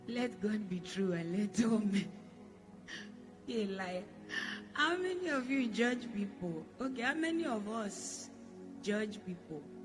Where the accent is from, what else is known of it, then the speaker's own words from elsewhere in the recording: Jos, Plateau, Nigeria; moved away as an adult; I'm born in Jos. I was born in Jos. So I have Hausa blood.